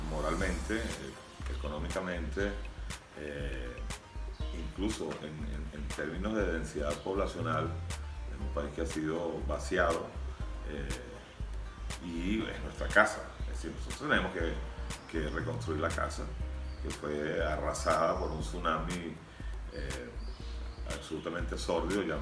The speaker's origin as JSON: {"language": "Spanish", "country": "Venezuela", "said": "los venezolanos"}